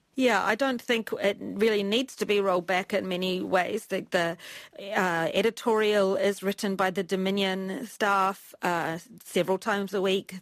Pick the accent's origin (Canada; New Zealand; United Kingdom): New Zealand; moved away as an adult; also born or lived in Washington, D.C., United States / Beijing, China; I've chosen to come back to New Zealand